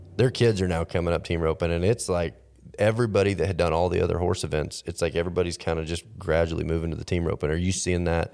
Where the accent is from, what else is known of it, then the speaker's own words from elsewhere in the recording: Texas, United States; Growing up in Texas